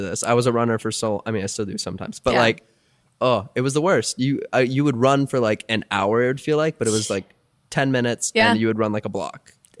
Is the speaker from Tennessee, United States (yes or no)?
no; Minnesota, United States; I'm from Minnesota.